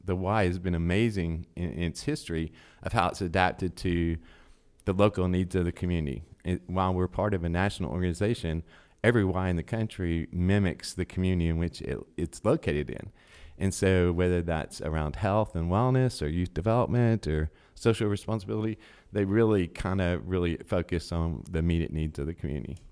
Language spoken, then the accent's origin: English; Chattanooga, Tennessee, United States; moved away as an adult; also born or lived in Dayton; I've been born and raised in Chattanooga